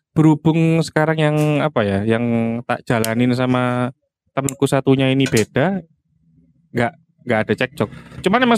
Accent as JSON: {"language": "Indonesian", "town": "Malang", "region": "East Java", "country": "Indonesia", "said": "Iya, Yo kan gak memang Banyuwangi toh. Aku wong Malang"}